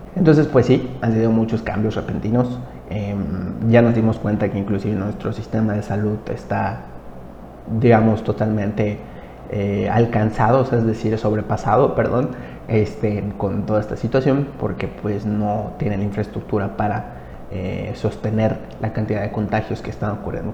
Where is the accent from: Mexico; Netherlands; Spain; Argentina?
Mexico; yo soy de México